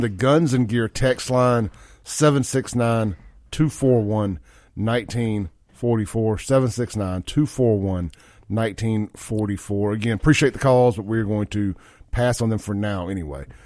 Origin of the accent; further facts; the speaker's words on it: Jackson, Mississippi, United States; growing up in Jackson in the nineties